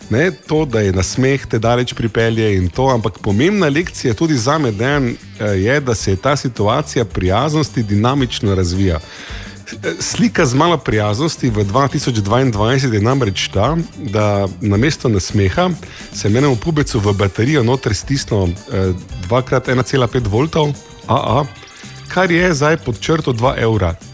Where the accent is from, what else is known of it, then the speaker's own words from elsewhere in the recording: Maribor, Drava, Slovenia; Kaj sem iz Maribora?